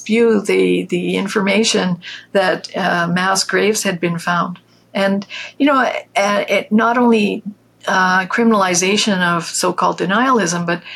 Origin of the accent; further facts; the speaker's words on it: Canada; I'm a Canadian too.